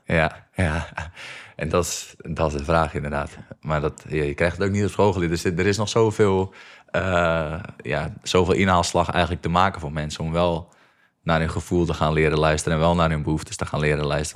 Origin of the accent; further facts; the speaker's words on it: Egmond, North Holland, Netherlands; ik kom hier uit Egmond. En dat is echt gewoon een klein dorpje met 2000 eh, mensen